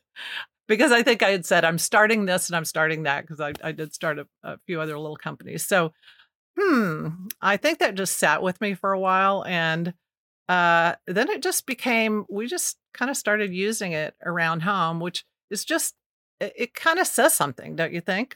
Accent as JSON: {"language": "English", "town": "Kansas City", "region": "Missouri", "country": "United States", "tie": "born or raised there", "said": "my mom moved us here to take a job at the Kansas City Star as a typesetter"}